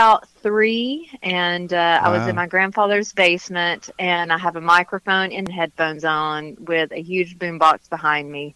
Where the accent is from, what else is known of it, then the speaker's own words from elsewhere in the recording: Dalton, Georgia, United States; also born or lived in Nashville, Tennessee; I kind of divide my time between Nashville and North Georgia and Dalton, Georgia, which is my hometown